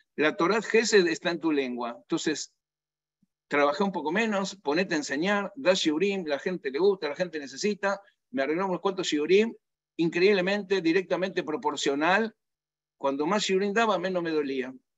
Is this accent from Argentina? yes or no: yes; Argentina; nací en Argentina